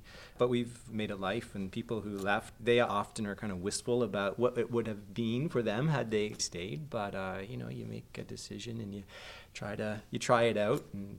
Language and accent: English; Montreal, Quebec, Canada; I was just sitting beside a stranger and told him I was from Montreal